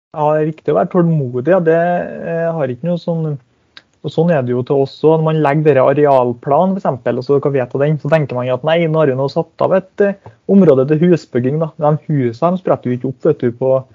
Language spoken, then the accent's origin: Norwegian; Hemne, Trøndelag, Norway; moved away as an adult; jeg kommer jo ikke til å bo noe i hjemkommunen min